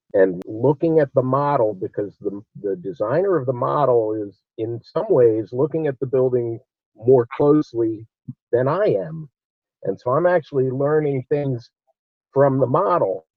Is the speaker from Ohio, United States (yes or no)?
no; Olney, Maryland, United States; also born or lived in Washington, D.C.; I was born in Washington, D.C., but I'm from Olney, Maryland